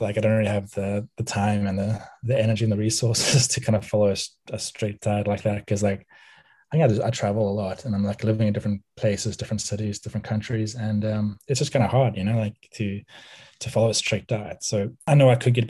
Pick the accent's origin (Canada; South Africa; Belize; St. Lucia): South Africa; Cape Town, Western Cape; moved away; also born or lived in United States; I grew up in Cape Town, South Africa, in 1982, and obviously the first 10 years of my life